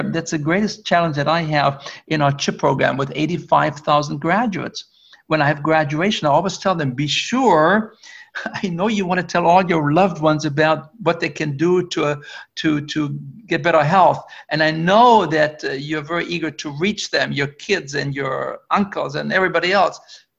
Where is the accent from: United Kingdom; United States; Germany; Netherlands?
Germany; English is a second language; moved away; also born or lived in Canada; I used to live in Canada when I came from Germany.